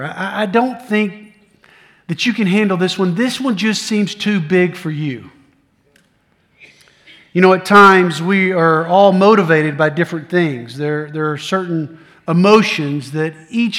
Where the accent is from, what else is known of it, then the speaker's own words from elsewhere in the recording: Middle Tennessee, United States; also born or lived in Blue Ridge Mountains, North Carolina; I grew up in Middle Tennessee.